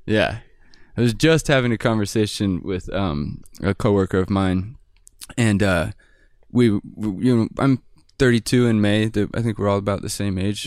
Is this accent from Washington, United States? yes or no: yes; Bellingham, Washington, United States; I'm from Bellingham, Washington, and it's a pretty artsy community